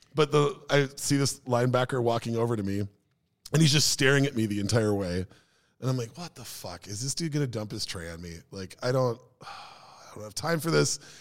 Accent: Minneapolis, Minnesota, United States; also born or lived in Maple Grove; my group of friends growing up in Minneapolis before I moved out to, uh, Maple Grove

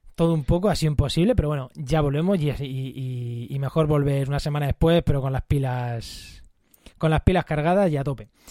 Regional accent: Munera, Castilla-La Mancha, Spain; mi pueblo, en Munera

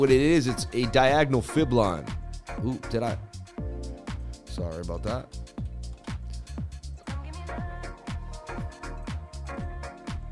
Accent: Boston, Massachusetts, United States; I'm from Boston

